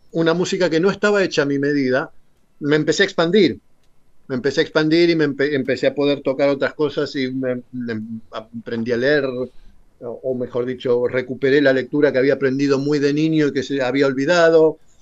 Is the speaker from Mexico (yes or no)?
no; Argentina; moved away as an adult; Cuando yo me fui de Argentina la primera vez, allí por el 91